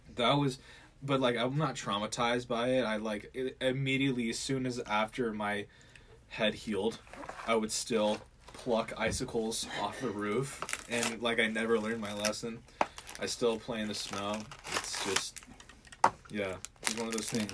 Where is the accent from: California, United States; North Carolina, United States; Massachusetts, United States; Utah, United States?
California, United States; South Lake Tahoe; now in Montana, United States; I'm originally not from Montana. I'm originally from California. Um, I was born and raised in uh, South Lake Tahoe, California.